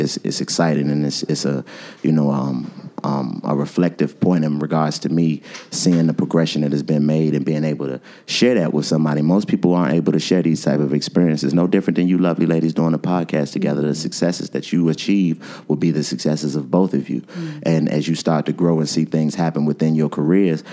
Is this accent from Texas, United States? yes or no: no; Washington, District of Columbia, United States; moved away as an adult; also born or lived in Winston-Salem; I'm from Washington, D.C., born and raised